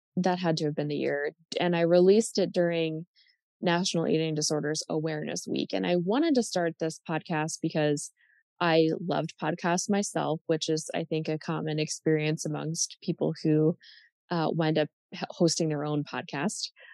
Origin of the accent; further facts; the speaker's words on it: United States; I'm speaking as an American